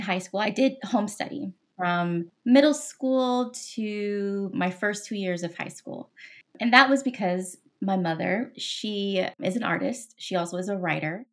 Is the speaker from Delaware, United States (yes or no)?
no; Los Angeles, California, United States; moved away as an adult; also born or lived in Seattle, Washington; I'm originally from Los Angeles, born and raised